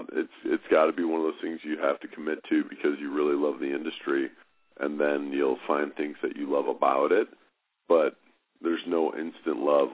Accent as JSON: {"language": "English", "town": "Chicago", "region": "Illinois", "country": "United States", "tie": "born or raised there", "said": "I'm from Chicago."}